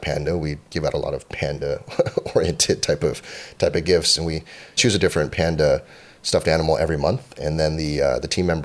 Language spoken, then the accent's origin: English; Cupertino, California, United States; also born or lived in Boston, Massachusetts; I grew up in Cupertino, California